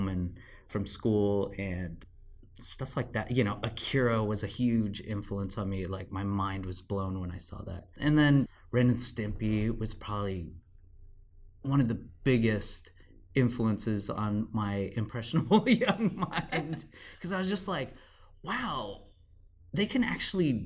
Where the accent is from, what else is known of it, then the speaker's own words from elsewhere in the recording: Los Angeles, California, United States; I am from Sun Valley, California, which is just adjacent to Burbank, where we are right now